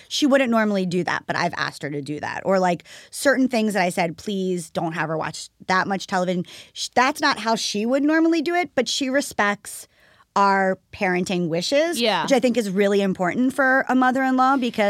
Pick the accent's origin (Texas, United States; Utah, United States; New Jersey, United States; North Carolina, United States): New Jersey, United States; I mean, I'm from New Jersey